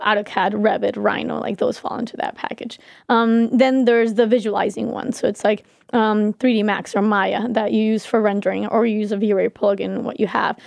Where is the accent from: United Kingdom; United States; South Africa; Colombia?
Colombia; moved away